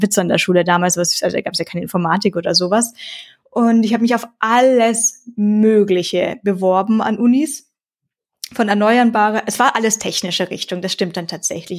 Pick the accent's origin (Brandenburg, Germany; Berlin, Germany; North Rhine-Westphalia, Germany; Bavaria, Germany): Bavaria, Germany; Tiefental, near Bayreuth, Upper Franconia; Ich komme aus dem Divadol